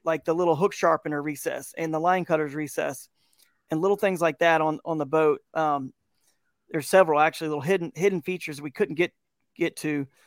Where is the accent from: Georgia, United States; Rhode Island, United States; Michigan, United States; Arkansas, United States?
Georgia, United States; moved away as an adult; now in Kent, Ohio, United States; I'm from Georgia, and so what's beautiful now that I live in, uh, Northeast Ohio here in Kent, Ohio area